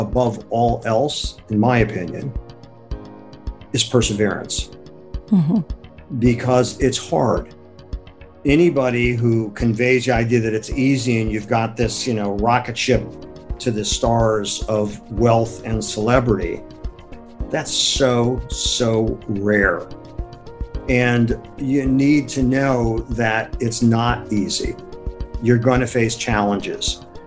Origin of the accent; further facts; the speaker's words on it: Akron, Ohio, United States; moved away as an adult; also born or lived in Madison, Wisconsin; now in New York City, United States; I was born and raised in Akron, Ohio, and that was a great place to grow up and leave.